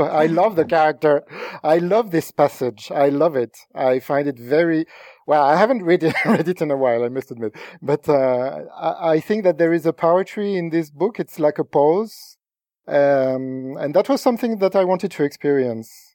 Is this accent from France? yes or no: yes; France; English is a second language; I'm not English speaking. I'm not an English speaker. I'm, I'm French.